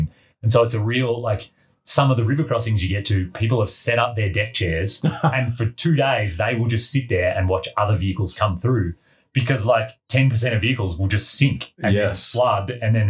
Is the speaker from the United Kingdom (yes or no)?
no; Australia; moved away; that's my home country and I didn't even recognize it.